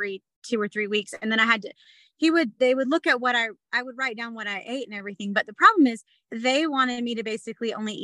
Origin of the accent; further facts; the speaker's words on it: the South, United States; now in Utah, United States; I'm from the South